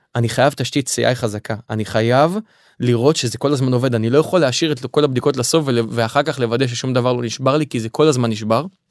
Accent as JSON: {"language": "Hebrew", "town": "Kiryat Motzkin", "region": "Haifa District", "country": "Israel", "tie": "born or raised there", "said": "במקור אני מהצפון אה, נולדתי בחיפה גדלתי בקריית מוצקין"}